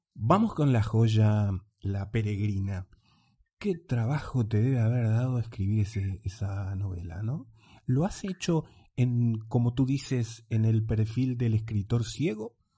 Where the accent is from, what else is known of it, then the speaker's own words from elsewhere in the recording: Uruguay; nosotros los uruguayos